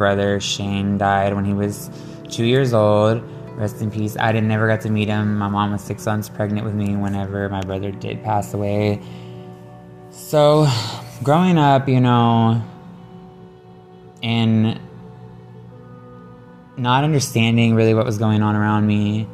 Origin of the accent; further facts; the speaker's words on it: Shepherd, Texas, United States; also born or lived in Conroe, Texas; growing up, I lived in a small town just north of Houston called Shepherd, Texas